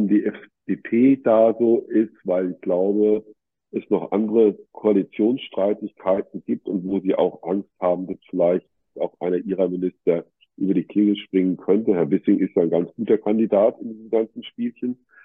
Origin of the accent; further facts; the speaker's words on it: Berlin, Germany; Ich komme ja aus Berlin wegen der Ärmeren.